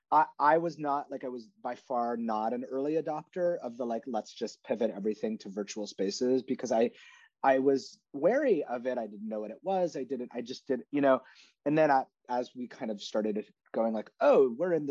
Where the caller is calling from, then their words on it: New York City, New York, United States; I'm at home in New York City and Hamilton Heights